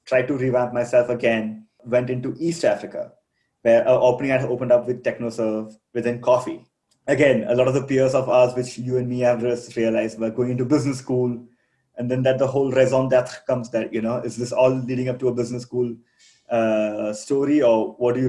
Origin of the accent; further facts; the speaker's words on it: Kerala, India; moved away as an adult; also born or lived in Delhi; now in Rwanda; I come from Kerala